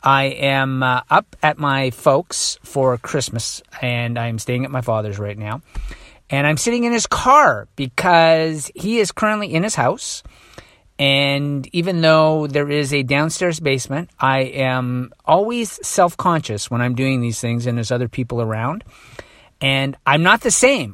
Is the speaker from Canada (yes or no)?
yes; Toronto, Ontario, Canada; I'm from Toronto